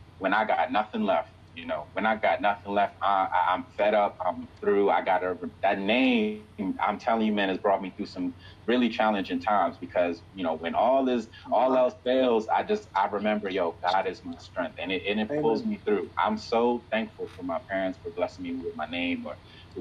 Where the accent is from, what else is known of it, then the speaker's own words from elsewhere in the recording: Silver Spring, Maryland, United States; also born or lived in Atlanta, Georgia / Nigeria; now in Washington, D.C., United States; I grew up in Silver Spring, Maryland, which is right outside DC. I live in DC right now. I was born in Atlanta, Georgia, and my family's from Nigeria, West Africa.